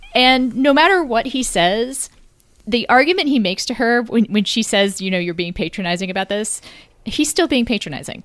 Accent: Texas, United States; as a Texan

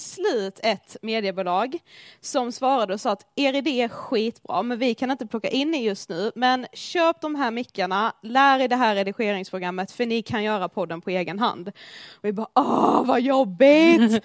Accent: Blekinge, Sweden; moved away as an adult; also born or lived in Karlshamn; now in Stockholm, Sweden; vi kommer från Blekinge. Ja, det hör ni ju.

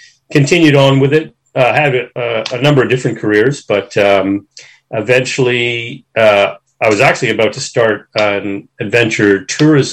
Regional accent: Toronto, Ontario, Canada; moved away as an adult; now in Australia; I was originally born and raised in Toronto, Canada

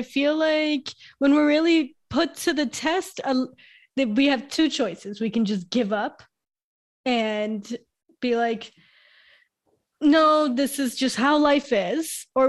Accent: Brooklyn, New York, United States; born there; So I was born in New York, Brooklyn, New York, 1991.

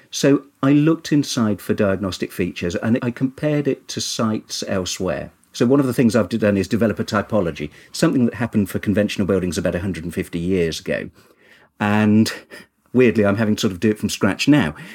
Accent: Kinver, West Midlands, United Kingdom; I'm originally from Kinver in Staffordshire, which has lots and lots of cave dwellings

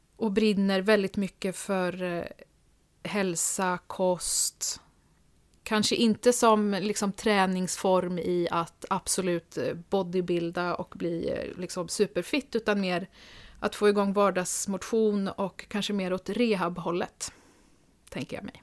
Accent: Linköping, Östergötland, Sweden; moved away as an adult; also born or lived in Stockholm; now in Nyköping, Sweden; jag är född i Linköping, ah. eh, där jag också är uppvuxen, men flyttade till Stockholm direkt efter gymnasiet

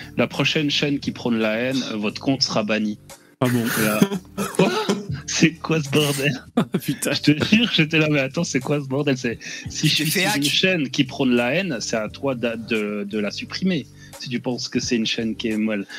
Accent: Switzerland; je suis suisse

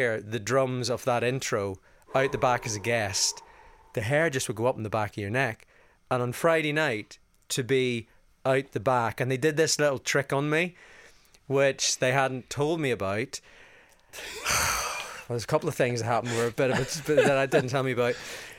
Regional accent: Northern Ireland, United Kingdom; growing up in County Down.

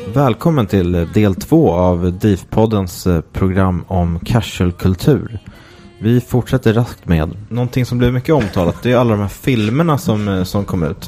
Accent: Åkersberga, Stockholm County, Sweden; jag är från Åkersberga och där ha, hade vi en faktiskt i Åkersberga centrum som hette Rokoko.

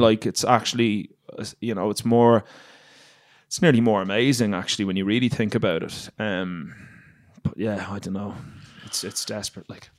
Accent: Ireland; moved away as an adult; I grew up in Ireland

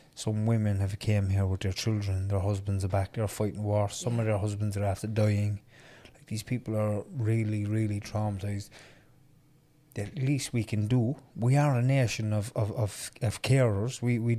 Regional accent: Ireland; I'm an Irish man. I was born here.

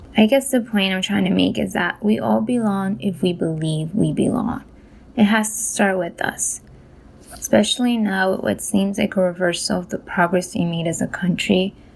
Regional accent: Colombia; now in New York, United States; I was born in Colombia

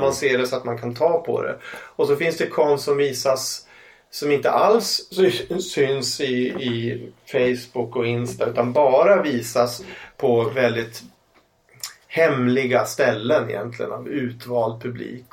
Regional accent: Umeå, Västerbotten County, Sweden; Ålidhem mm. där jag växte upp

